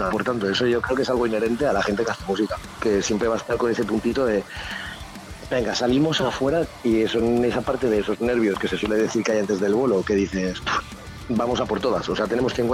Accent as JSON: {"language": "Spanish", "town": "Alicante", "region": "Valencian Community", "country": "Spain", "moved": "yes", "lives_now": "Vitoria-Gasteiz, Spain", "said": "soy alicantino"}